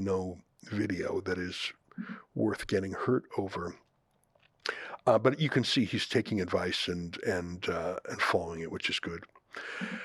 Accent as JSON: {"language": "English", "country": "Canada", "said": "as a Canadian"}